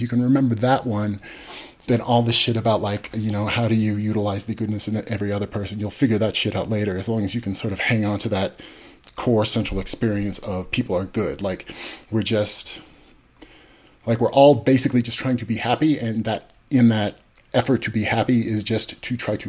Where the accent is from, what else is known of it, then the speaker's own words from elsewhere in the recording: California, United States; we grew up in California